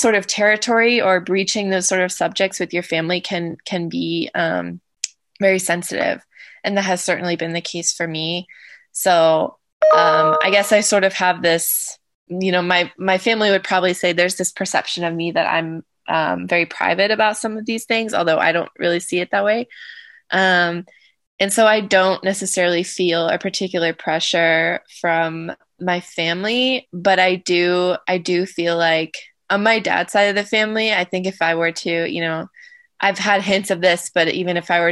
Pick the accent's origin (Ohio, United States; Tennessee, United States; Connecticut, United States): Ohio, United States; Southern; the family that I grew up with locally in Southern Ohio